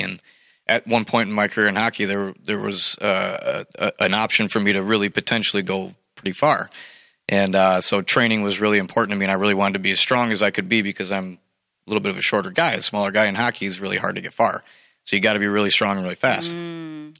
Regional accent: Clarkston, United States; I grew up in Clarkston, and uh, I played for the hockey team

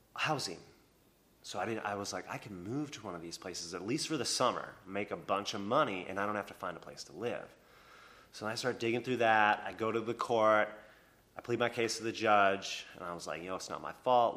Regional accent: Minnesota, United States; also born or lived in Anchorage, Alaska; now in Asheville, United States; I'm from, I grew up in Minnesota

